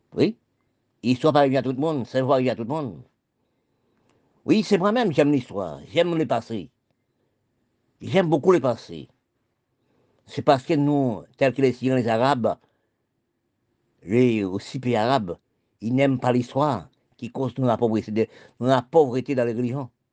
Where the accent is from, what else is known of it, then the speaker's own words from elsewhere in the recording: Haiti; nous Haïti, c'est mon pays. Oui, je suis né en Haïti.